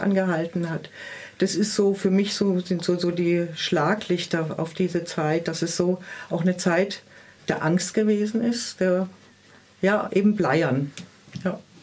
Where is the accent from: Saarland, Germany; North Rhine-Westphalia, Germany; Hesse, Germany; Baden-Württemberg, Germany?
Baden-Württemberg, Germany; Swabian Jura; bei uns auf der Schwäbischen Alb, wo ich herkomme, äh, also im Dorf